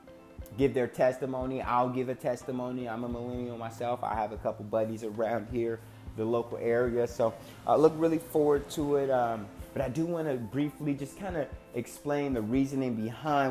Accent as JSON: {"language": "English", "town": "Cincinnati", "region": "Ohio", "country": "United States", "tie": "born or raised there", "also_born_or_lived": "Dayton, Ohio", "moved": "as an adult", "lives_now": "Tempe, United States", "said": "I am originally from Cincinnati, Ohio, born and raised until August 10th, again, 2018"}